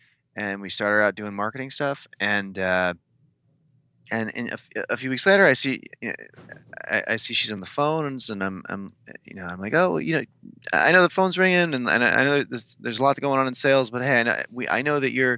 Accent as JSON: {"language": "English", "region": "Midwest", "country": "United States", "said": "I'm from the Midwest, so I have to agree."}